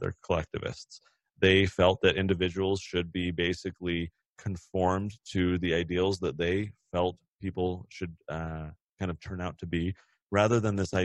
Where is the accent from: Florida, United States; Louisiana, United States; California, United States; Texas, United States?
California, United States; now in Utah, United States; I'm from California originally